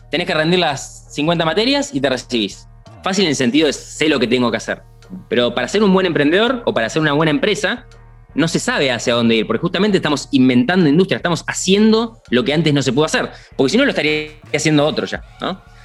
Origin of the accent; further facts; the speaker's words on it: Argentina; yo como argentino